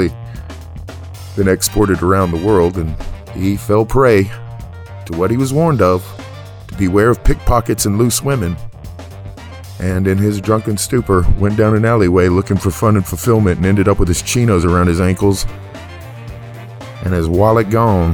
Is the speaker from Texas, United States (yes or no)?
yes; Tyler, Texas, United States; born or raised there; now in Dallas, United States